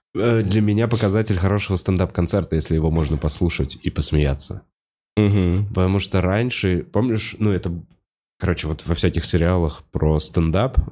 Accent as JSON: {"language": "Russian", "country": "Russia", "also_born_or_lived": "Moscow", "said": "я русский"}